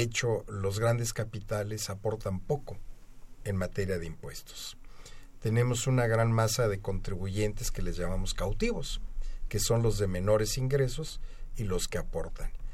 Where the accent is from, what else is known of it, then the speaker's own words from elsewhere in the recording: Mexico; como mexicano